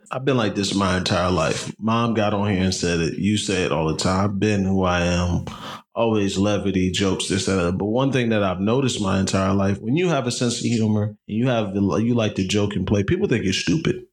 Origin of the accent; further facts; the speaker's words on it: New Jersey, United States; growing up where we grew up in New Jersey, you know, you go to school mostly working class white folks.